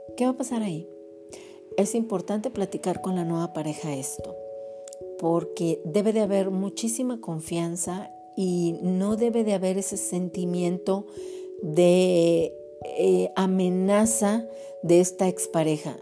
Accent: Mexico; somos de aquí de México

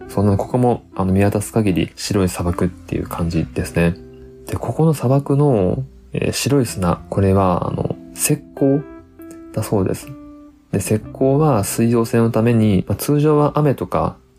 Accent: Tottori, Japan; 僕ら鳥取県民はですね、まあ、鳥取砂丘見慣れてる

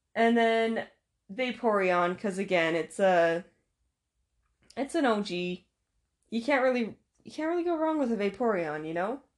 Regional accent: Utah, United States; I'm from Utah

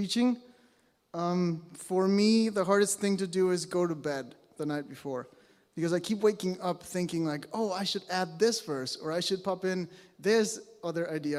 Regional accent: Mexico; moved away as an adult; now in British Columbia, Canada; I was born and raised in Mexico

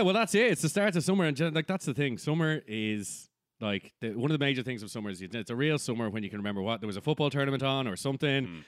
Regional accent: Ireland; we're not English

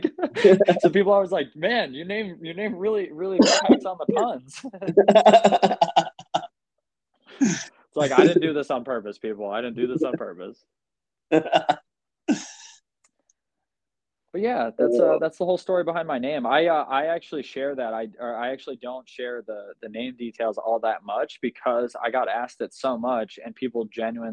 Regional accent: United States; I'm American

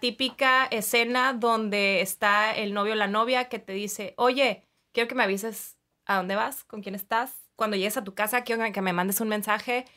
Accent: Mexicali, Baja California, Mexico; now in Tijuana, Mexico; soy de Mexicali, entonces mucha parte de mí está allá en Mexicali, pero también aquí en Tijuana, que ya hice mucho mi vida, me casé aquí, este, estudié aquí

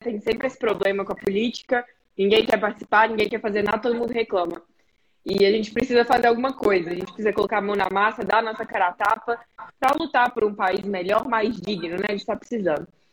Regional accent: Belo Horizonte, Minas Gerais, Brazil; now in Portugal; sou de BH, nasci e cresci lá

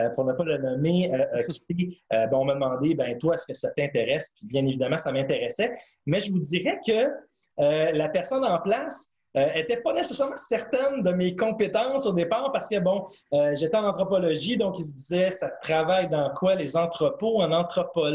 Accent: Montreal, Quebec, Canada; je voulais retourner chez moi à Montréal

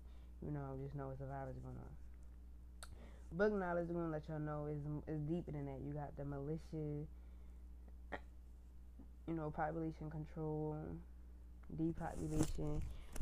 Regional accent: Baltimore, Maryland, United States; I'm from Baltimore

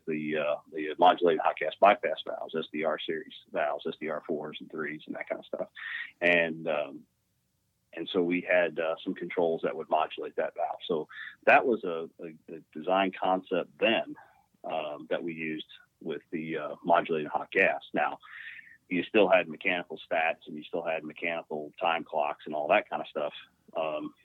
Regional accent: Washington, Missouri, United States; I grew up in Washington, Missouri. So it's just a little outside of St. Louis, Missouri

